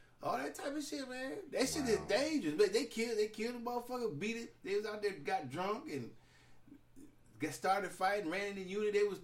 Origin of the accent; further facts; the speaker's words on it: Oakland, California, United States; moved away; also born or lived in Alaska / Texas; I'm really from Oakland, California, because that's a known spot